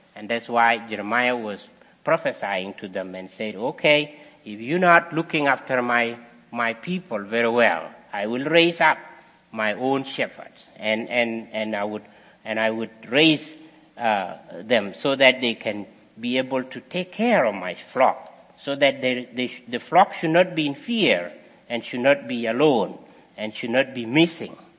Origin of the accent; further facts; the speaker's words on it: South Sudan; moved away; I was also practicing as a shepherd boy also in my country many years ago